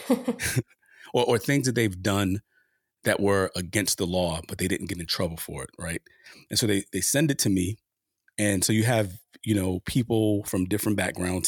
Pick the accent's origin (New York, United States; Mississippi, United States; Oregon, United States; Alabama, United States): New York, United States; New York City; my experience with the police growing up in Harlem during the height of the crack cocaine epidemic